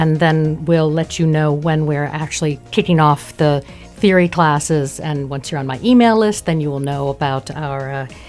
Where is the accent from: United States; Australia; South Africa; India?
United States; now in Luxembourg; Okay, well, I'm American, and I've been living in Luxembourg since 2010, which is the longest I've lived anywhere in my life